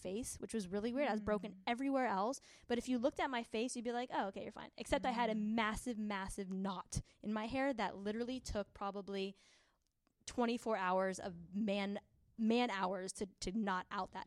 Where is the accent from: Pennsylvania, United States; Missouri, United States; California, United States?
California, United States; San Diego; we're from San Diego